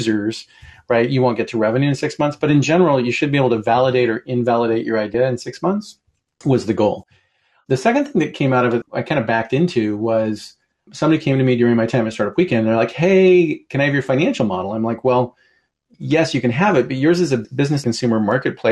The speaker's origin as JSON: {"language": "English", "town": "Portland", "region": "Oregon", "country": "United States", "tie": "born or raised there", "moved": "as an adult", "lives_now": "Seattle, United States", "said": "I grew up in Portland and then moved here to go to college and never went back"}